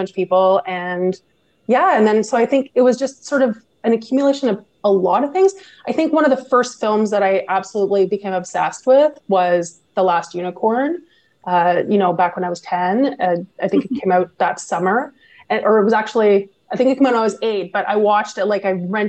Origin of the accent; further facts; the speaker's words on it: Quebec side of the Ottawa Valley, Canada; also born or lived in Gatineau, Quebec; I'm from the Ottawa Valley, originally from the Quebec side of the Ottawa Valley, from a town called Shawa, Quebec.